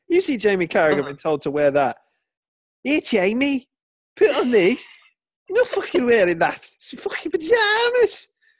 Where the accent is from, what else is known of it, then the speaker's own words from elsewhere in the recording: United Kingdom; Because we're British.